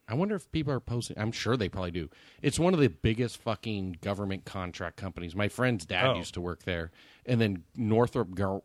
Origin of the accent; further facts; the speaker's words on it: South Bay, Los Angeles County, California, United States; I grew up in the South Bay, this exact